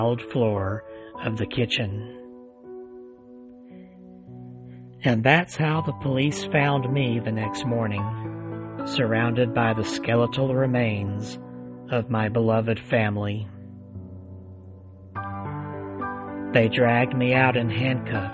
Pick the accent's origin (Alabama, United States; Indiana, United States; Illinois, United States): Alabama, United States; right here in my home state of Alabama